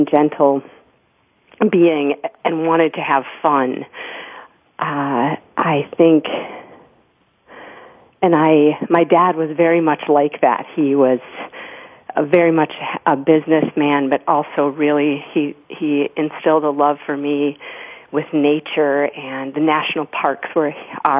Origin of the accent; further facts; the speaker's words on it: Grand Haven, Michigan, United States; I was born in Grand Rapids, Michigan, but my family moved to Grand Haven, Michigan when I was 2 years old